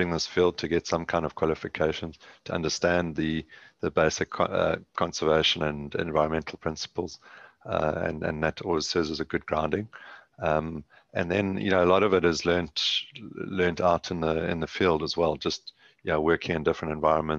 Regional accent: KwaZulu-Natal, South Africa; now in Southern Cape, South Africa; Grew up on a farm, between a farm and a house in KwaZulu-Natal

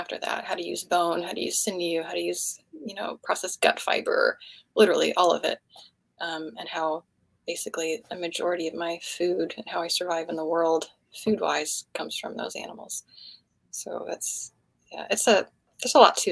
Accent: Atlanta, Georgia, United States; we lived close to woods where I grew up in Atlanta

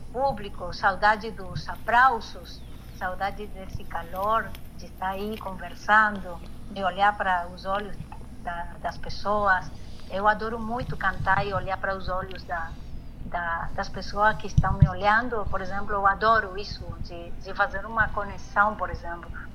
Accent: Paso de los Libres, Corrientes, Argentina; Portuguese is a second language; Onde eu me criei, onde eu morei, eh, nasci, como é Passo de los libres fronteira aí com, com Brasil

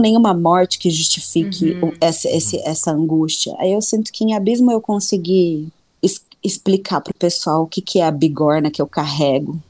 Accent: Londrina, Paraná, Brazil; now in Curitiba, Brazil; Eu sou londrinense, sou pé vermelho, sou jacu, sou do interior

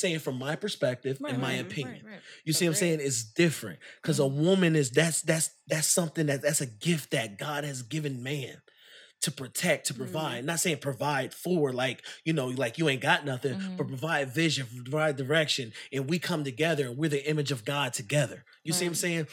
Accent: New York, United States; I'm from New York

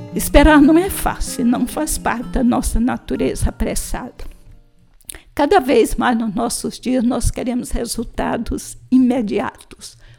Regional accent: São Luís, Maranhão, Brazil; a casa da minha família, e identificava o lugar onde morávamos, em São Luís do Maranhão

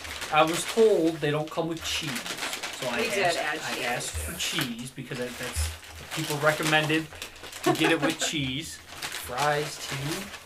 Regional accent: Roseville, Michigan, United States; I was from Roseville, locally here.

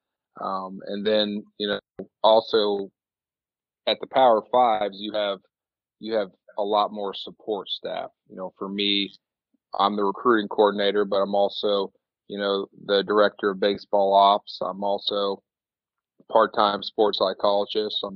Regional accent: Bloomington, Illinois, United States; I grew up in Bloomington, Illinois

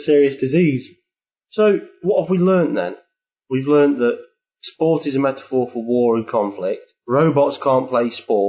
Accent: England, United Kingdom; Being English

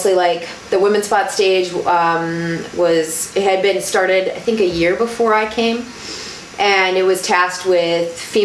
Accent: Colorado, United States; also born or lived in Wisconsin; now in Milwaukee, United States; I grew up in Colorado. I'm from Colorado.

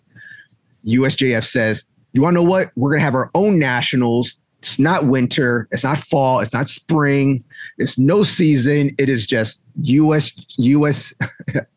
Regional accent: South Bay, California, United States; I'm from South Bay

